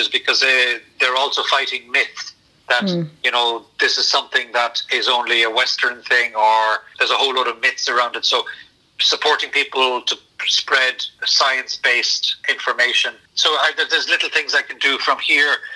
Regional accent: Cork, Munster, Ireland; also born or lived in South Sudan; as a Cork man

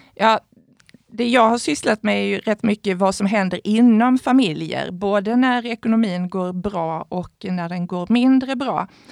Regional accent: Sweden; vi som svenskar

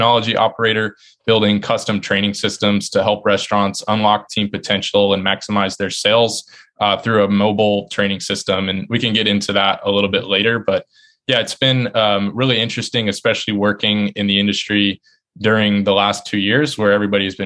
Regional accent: Sumner, Washington, United States; moved away as an adult; now in Boston, United States; back in my hometown, Sumner, where I grew up

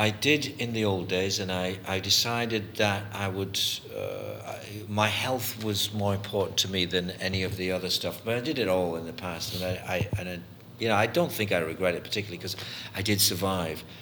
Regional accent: Canada; the reason I'm Canadian

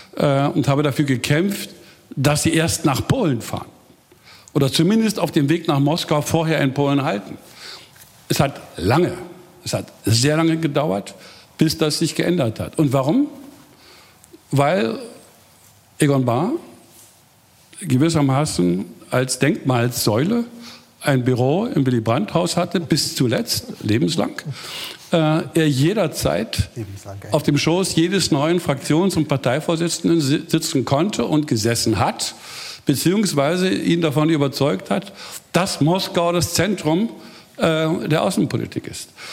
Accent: Germany; als Deutscher

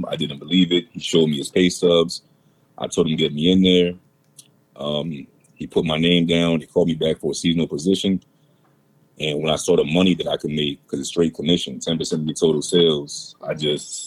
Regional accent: Philadelphia, Pennsylvania, United States; moved away as an adult; also born or lived in New York City; now in Los Angeles, United States; I'm originally from Philadelphia, born and raised

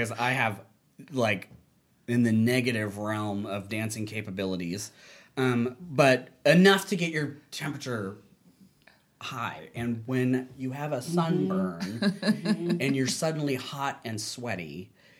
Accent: Pensacola, Florida, United States; I grew up in Pensacola, Florida, so that's a beach town

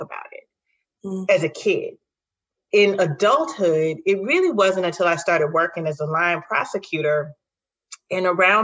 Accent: Chicago, Illinois, United States; also born or lived in Lincoln Park, Chicago; I lived in Cabrini up until I was 8. We moved into a more affluent neighborhood, just a mile north of Cabrini

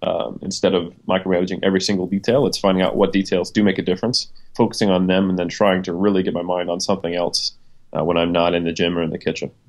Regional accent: United States; moved away as an adult; also born or lived in New Zealand; now in Auckland, New Zealand; I'm American. Uh, I've been here for a little over four years now

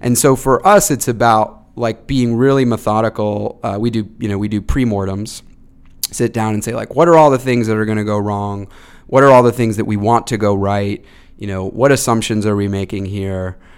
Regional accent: Dunstable, Massachusetts, United States; I grew up in Massachusetts, um, in, uh, Dunstable, Massachusetts, like, northwest of Boston

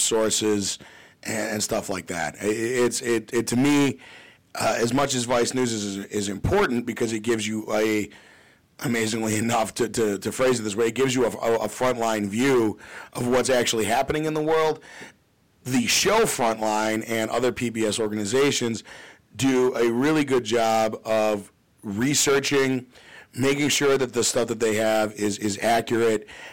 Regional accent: Glenview, Illinois, United States; I grew up in Glenview

